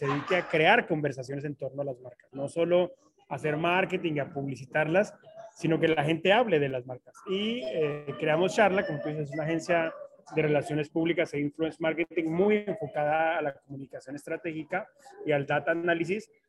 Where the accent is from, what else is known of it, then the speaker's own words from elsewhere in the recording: Colombia; now in Mexico; Pues sí, ya, ya soy más mexicano que colombiano.